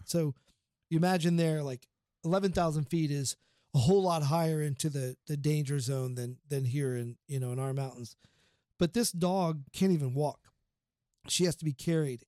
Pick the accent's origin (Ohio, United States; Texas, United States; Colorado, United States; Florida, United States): Ohio, United States; Portsmouth; Portsmouth, Ohio. It's my hometown